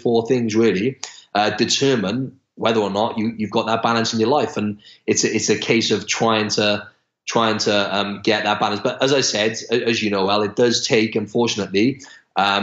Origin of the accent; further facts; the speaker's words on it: Wales, United Kingdom; moved away as an adult; now in Australia; I'm from Wales in the UK, and I've lived in Australia for almost 2 years now